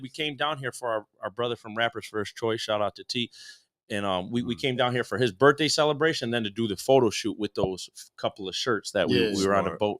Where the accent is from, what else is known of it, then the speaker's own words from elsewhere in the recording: Buffalo, New York, United States; I grew up in Black Rock in Buffalo, which is like. You know, in the west side, it's like all bumped up together there.